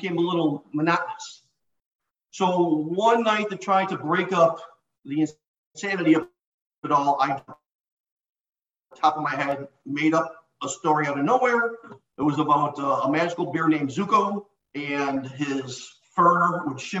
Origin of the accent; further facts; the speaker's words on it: Addison, Illinois, United States; I was born and raised 1969 in Addison, Illinois